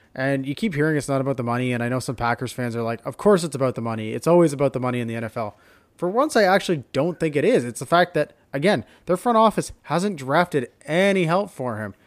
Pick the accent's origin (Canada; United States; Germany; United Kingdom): Canada; as a Canadian